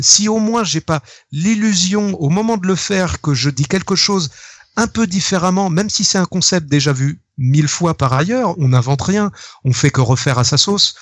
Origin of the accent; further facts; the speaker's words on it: Rennes, Brittany, France; j'ai grandi à Rennes